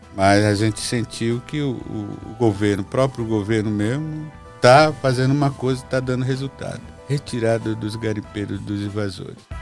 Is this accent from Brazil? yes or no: yes; Mekrãgnoti Indigenous Territory, Pará, Brazil; Lá na nossa região, lá na terra indígena, Meclonoti, não tem garimpo